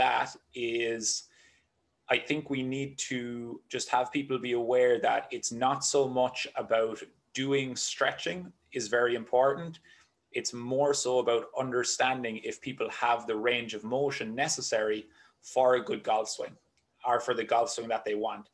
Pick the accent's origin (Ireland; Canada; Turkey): Ireland; Cork, Munster; moved away as an adult; also born or lived in Limerick, Ireland; now in United States; I grew up in Cork in Ireland, which is the very southern tip of the island